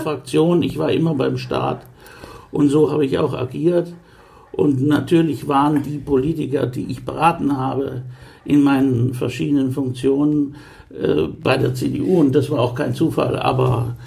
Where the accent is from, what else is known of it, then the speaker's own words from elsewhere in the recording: Coburg, Bavaria, Germany; moved away as an adult; also born or lived in Hannover; now in Bremen, Germany; In meinem Ausweis steht Geburtsort Hannover, aber ich bin aufgewachsen in Coburg, in Oberfranken.